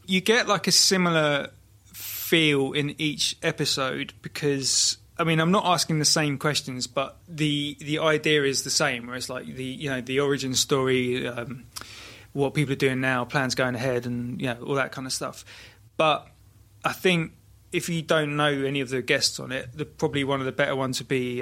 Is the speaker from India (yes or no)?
no; Brighton, South East England, United Kingdom; now in Margate, United Kingdom; I was born in Brighton